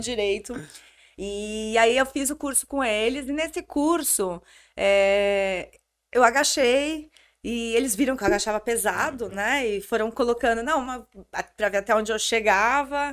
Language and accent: Portuguese; Santos, São Paulo, Brazil; nasci em Santos.